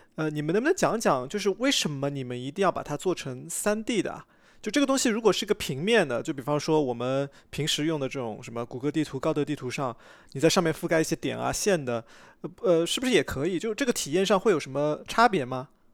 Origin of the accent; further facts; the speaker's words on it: Shanghai, China; 我小时候在上海